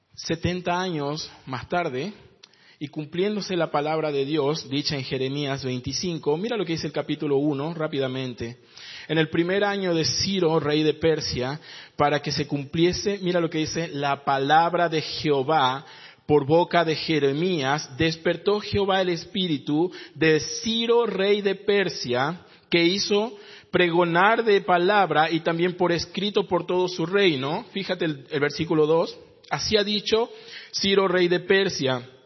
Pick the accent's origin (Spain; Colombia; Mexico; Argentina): Argentina; San Pedro de Jujuy, Jujuy; moved away as an adult; also born or lived in Iquique, Chile; now in Santiago, Chile; soy de San Pedro de Jujuy